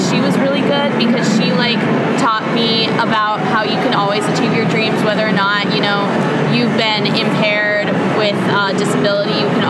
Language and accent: English; Denver, Colorado, United States; we're from Denver, Colorado.